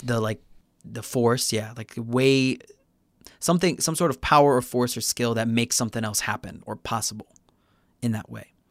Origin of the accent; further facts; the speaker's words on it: Chicago, Illinois, United States; now in Busan, South Korea; I'm from Chicago originally